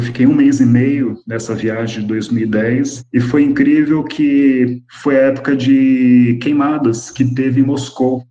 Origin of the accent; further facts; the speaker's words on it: Brazil; fui criado pelos meus avós aqui no Brasil